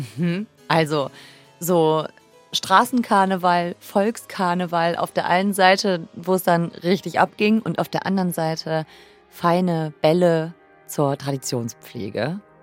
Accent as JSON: {"language": "German", "town": "Düsseldorf", "region": "North Rhine-Westphalia", "country": "Germany", "said": "Ich bin ja Düsseldorferin"}